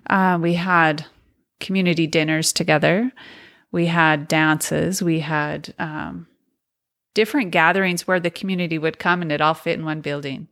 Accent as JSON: {"language": "English", "region": "Montana", "country": "United States", "tie": "born or raised there", "also_born_or_lived": "Logan, Utah", "said": "I was born in Logan, and my parents, there was four of us children that were Mormon as children. But when I was two, we moved to Montana to a polygamous community. And so that's where I grew"}